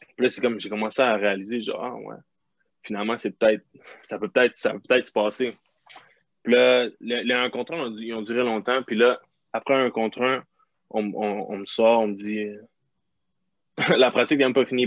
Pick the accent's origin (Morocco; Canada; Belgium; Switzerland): Canada; Quebec; moved away; on est québécois